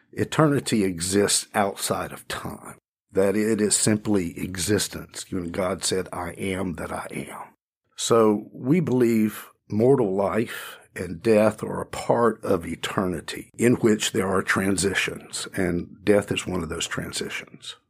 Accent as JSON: {"language": "English", "town": "Cochran", "region": "Georgia", "country": "United States", "tie": "born or raised there", "moved": "yes", "lives_now": "Greensboro, United States", "said": "in central Georgia, in a little town called Cochrane"}